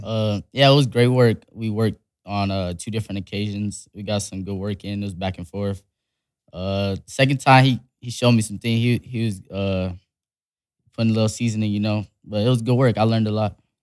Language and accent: English; Las Vegas, Nevada, United States; born or raised there; also born or lived in Salt Lake City, Utah